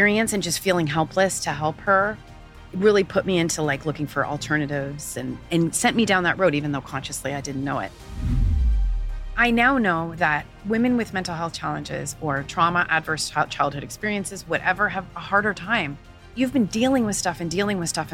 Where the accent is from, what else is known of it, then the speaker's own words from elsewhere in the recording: Canada; moved away as an adult; also born or lived in Ottawa; now in United Arab Emirates; I'm from Canada